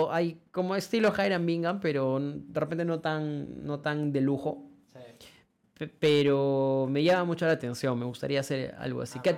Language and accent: Spanish; Cusco, Peru; nosotros que venimos de Cusco